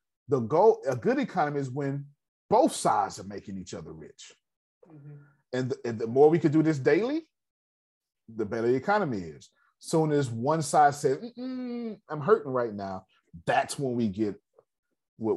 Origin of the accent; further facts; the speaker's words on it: United States; I'm American.